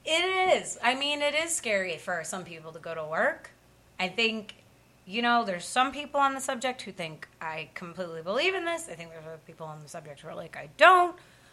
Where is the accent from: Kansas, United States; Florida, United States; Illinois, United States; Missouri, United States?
Illinois, United States; Chicago; accent: Chicago; moved away as an adult; also born or lived in Seattle; now in Los Angeles, United States; I was raised in Chicago